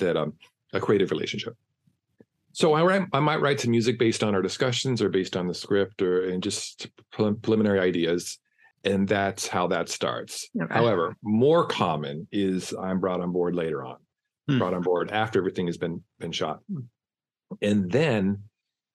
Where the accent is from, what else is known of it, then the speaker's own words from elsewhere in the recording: San Diego, California, United States; I come from San Diego, which is close to Los Angeles, but culturally not at all